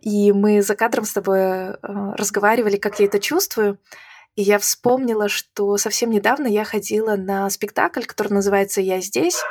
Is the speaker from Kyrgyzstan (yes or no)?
no; Belarus; moved away as an adult; also born or lived in Croatia; now in Latvia; когда меня спрашивали, откуда ты, я говорила из Беларуси